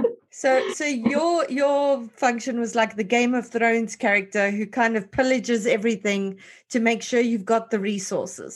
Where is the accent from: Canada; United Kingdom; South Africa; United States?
South Africa; as a South African